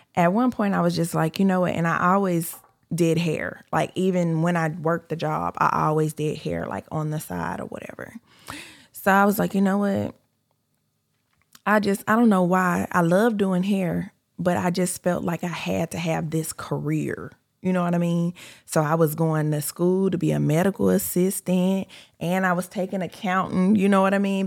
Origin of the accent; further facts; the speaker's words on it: California, United States; moved away as an adult; I'm from California. I'm originally from California